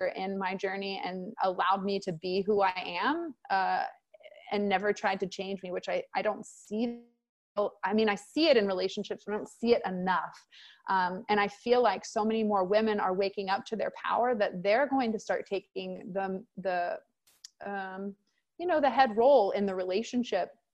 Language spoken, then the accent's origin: English; Texas, United States; I'm from Texas